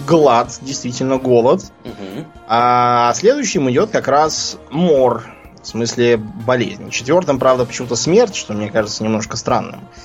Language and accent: Russian; Russia; moved away; мы оба из России